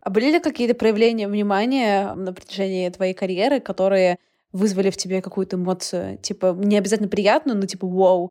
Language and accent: Russian; Saint Petersburg, Russia; moved away; Я выросла в квартире в Петербурге